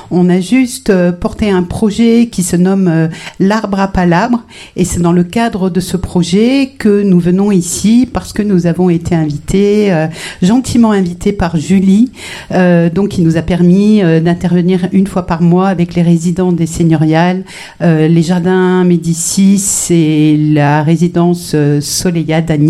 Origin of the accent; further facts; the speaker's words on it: Morocco; born there; je suis née euh, en Afrique du Nord, c'est-à-dire je suis née au Maroc.